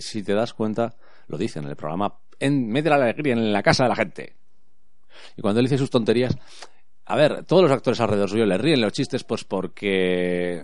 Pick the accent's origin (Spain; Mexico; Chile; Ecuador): Spain; aquí en España